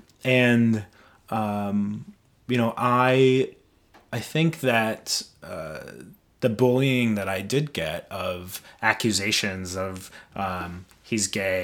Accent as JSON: {"language": "English", "region": "Midwest", "country": "United States", "tie": "born or raised there", "said": "I grew up in the Midwest where it was common to use, you know, gay and fag as hate words."}